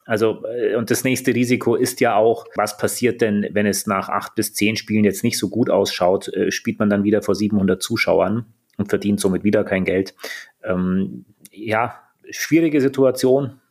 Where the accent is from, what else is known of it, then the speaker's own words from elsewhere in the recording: Finland; now in Füssen, Germany; ich komme aus Finnland, bin 33 Jahre alt